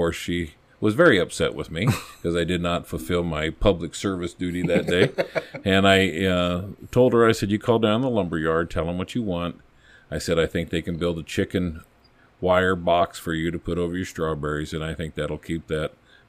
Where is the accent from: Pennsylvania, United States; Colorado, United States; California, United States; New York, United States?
Colorado, United States; Longmont; And, you know, I came from Longmont. My dad was a Boulder cop.